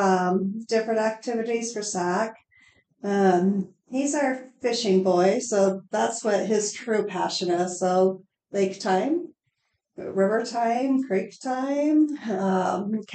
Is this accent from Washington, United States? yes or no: no; Crete, Nebraska, United States; moved away as an adult; also born or lived in Lincoln, Nebraska / Norfolk, Nebraska; now in York, United States; I grew up in Crete, and after high school, went on to Lincoln